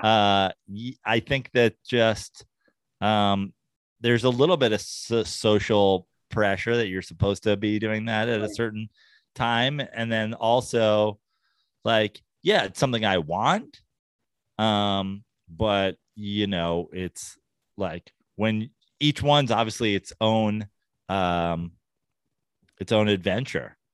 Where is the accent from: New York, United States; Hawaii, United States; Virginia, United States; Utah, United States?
New York, United States; now in Los Angeles, United States; I'm a New Yorker originally